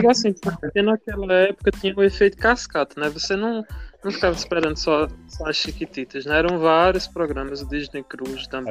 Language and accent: Portuguese; Picuí, Paraíba, Brazil; sou daqui de Picuí, na Paraíba.